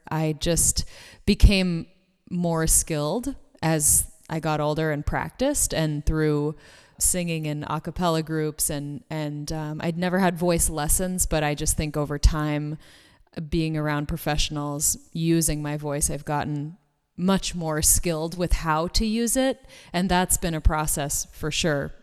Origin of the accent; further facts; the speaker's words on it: Boston, Massachusetts, United States; now in Los Angeles, United States; I'm originally from the Boston area. I live in LA now